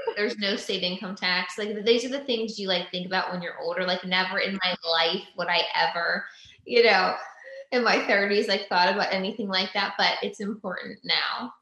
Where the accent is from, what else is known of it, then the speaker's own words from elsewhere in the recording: Pennsylvania, United States; moved away as an adult; also born or lived in Los Angeles, California; now in Franklin, United States; we're both from Pennsylvania